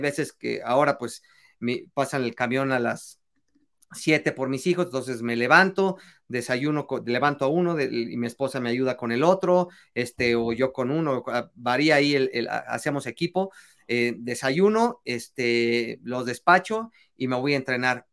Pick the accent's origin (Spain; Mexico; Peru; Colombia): Mexico; es parte de nuestra esencia eh, de, de como, como mexicanos